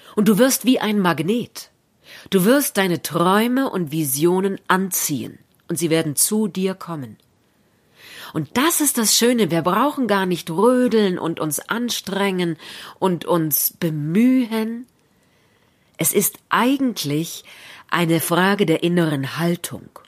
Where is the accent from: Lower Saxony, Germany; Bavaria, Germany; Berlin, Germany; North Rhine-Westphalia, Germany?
Berlin, Germany; In Berlin, da wo ich herkomme, würde man sagen JWD